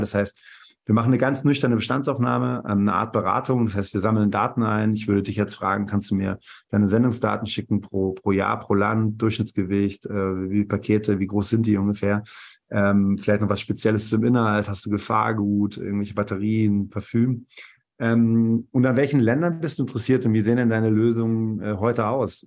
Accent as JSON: {"language": "German", "town": "Bielefeld", "region": "North Rhine-Westphalia", "country": "Germany", "tie": "born or raised there", "also_born_or_lived": "Karlsruhe / Zürich / Dortmund", "moved": "as an adult", "lives_now": "Berlin, Germany", "said": "bin gebürtig aus Bielefeld, dann über verschiedene Stationen, Studium in Karlsruhe, Zürich und das Fraunhofer Institut in Dortmund, dann in Berlin gelandet vor gut 15 Jahren"}